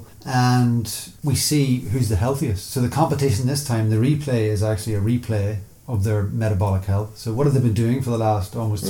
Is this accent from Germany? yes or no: no; Newry, Northern Ireland, United Kingdom; Originally from Newry in County Down